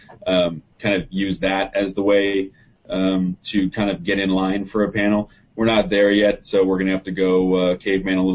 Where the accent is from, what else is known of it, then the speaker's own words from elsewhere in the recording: New York, United States; I'm a New Yorker